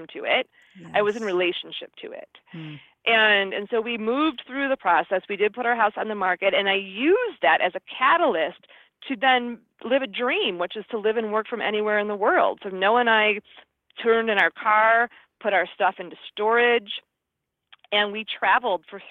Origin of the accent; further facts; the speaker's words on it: Midwest, United States; now in California, United States; I'm from the Midwest